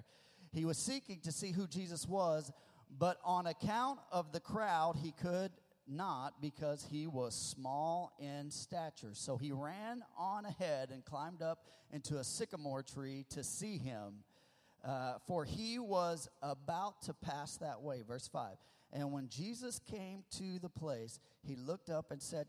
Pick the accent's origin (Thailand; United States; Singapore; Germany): United States; the Ozarks, Missouri; moved away; also born or lived in California; I grew up in my formidable years, my elementary years. I grew up in Missouri, in kind of the sticks of Missouri, the Ozarks. I'm an old Ozark boy